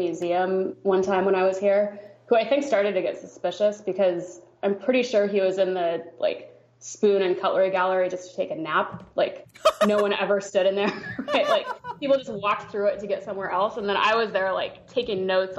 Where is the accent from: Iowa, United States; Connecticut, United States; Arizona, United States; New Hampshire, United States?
Iowa, United States; moved away as an adult; also born or lived in San Francisco, California / London / Ubud, Indonesia; I grew up in Iowa, went to college in California